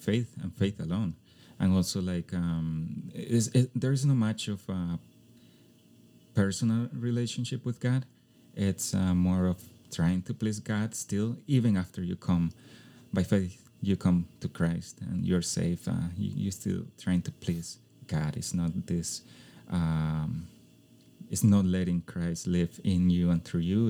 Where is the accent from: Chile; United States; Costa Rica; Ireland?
Costa Rica; English is a second language; Even though it was my hometown, we had a place where to live because my mom's house, she passed it on to us